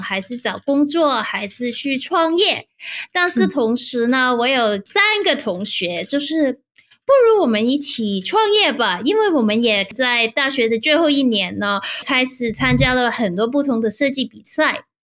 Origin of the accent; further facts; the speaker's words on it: Hong Kong; moved away as an adult; now in Stockholm, Sweden; 我在香港理工大学读 bachelor，就是 interaction design